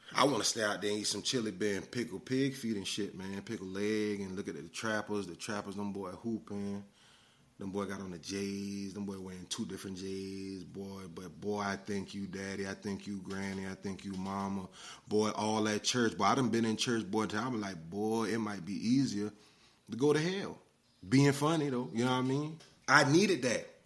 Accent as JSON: {"language": "English", "town": "Orangeburg", "region": "South Carolina", "country": "United States", "tie": "born or raised there", "said": "I was born in Orangeburg, South Carolina, man, 1983, June 7th. I lived there, you know, through elementary school or whatnot."}